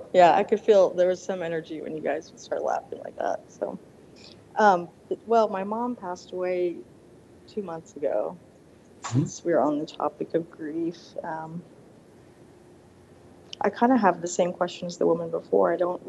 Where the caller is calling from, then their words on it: Denver, Colorado, United States; Hi, Denver.